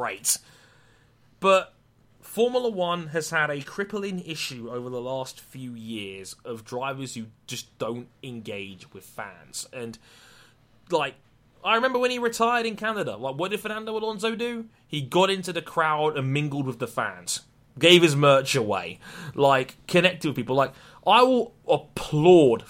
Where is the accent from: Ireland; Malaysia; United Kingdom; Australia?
United Kingdom; We're British